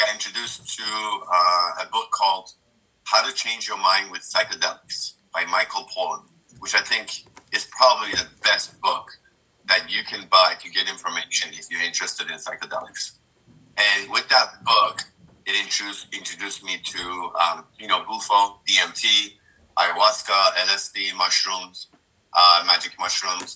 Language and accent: English; Dubai, United Arab Emirates; I grew up in Dubai